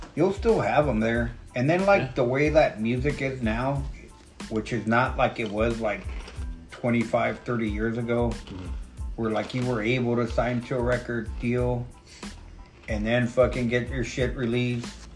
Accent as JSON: {"language": "English", "region": "West Coast", "country": "United States", "said": "I'm from the West Coast"}